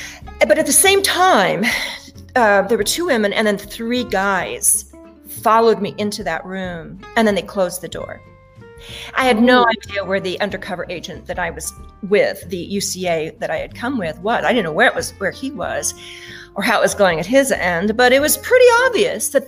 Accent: Wyoming, United States; moved away; the ranch in Wyoming and how I wanted to get away while I could, while I was in school

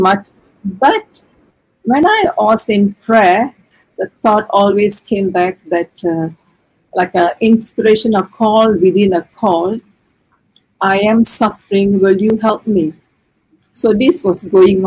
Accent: Taiping, Perak, Malaysia; I am from Taiping. I was educated in a convent school, born and brought up there.

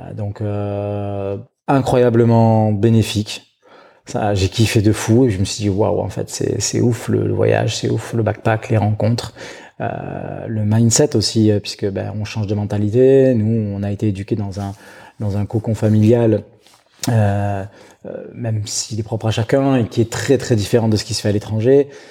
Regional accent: Bordeaux region, Nouvelle-Aquitaine, France; now in Biarritz, France; je suis natif de la région bordelaise. Euh, j'ai passé une partie de mon enfance euh, euh, pas très loin, dans ces eaux-là.

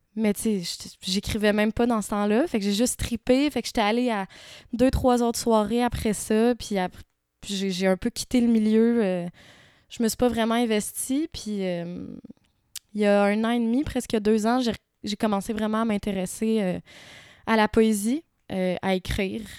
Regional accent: Quebec, Canada; also born or lived in Morocco / Montreal; J'ai grandi principalement euh, au Québec, mais j'ai passé, entre autres, mon adolescence au Maroc.

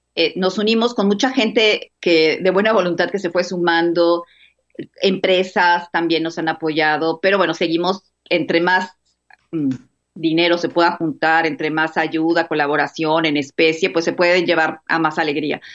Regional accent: Mexico; Yo no soy de Tijuana, soy de México, estoy ahorita en Tijuana.

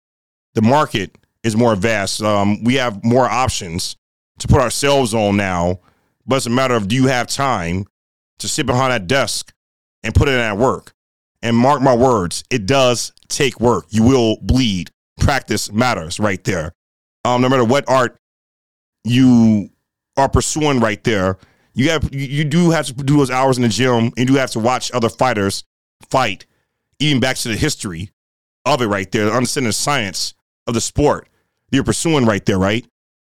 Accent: Rust Belt, United States; but the region we're from the Rust Belt region of hip hop, right? It's a different flair to the way we get down over here, right?

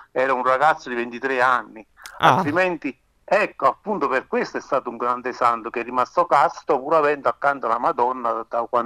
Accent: Campania, Italy; un giovane pescatore della penisola sorrentina, la mia terra, in provincia di Napoli

